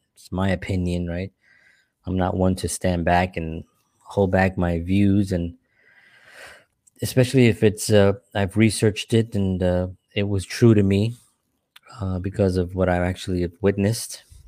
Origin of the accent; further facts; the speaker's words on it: New York City, New York, United States; also born or lived in Upper West Side, New York City; I grew up in the South Bronx, a lot of violence